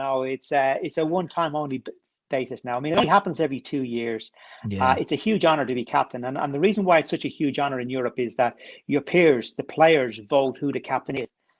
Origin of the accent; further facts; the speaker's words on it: Dublin, Leinster, Ireland; now in London, United Kingdom; So I live in London now. I've lived here for over 20 years, but I grew up in Dublin. Right in the middle of it.